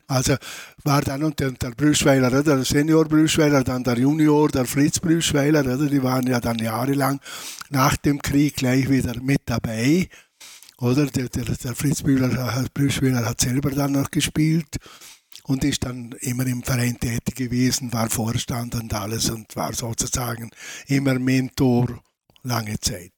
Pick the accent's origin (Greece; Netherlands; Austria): Austria; Lustenau, Vorarlberg; Also ich bin in Lustenau geboren, in der Lustenau in die Schule gegangen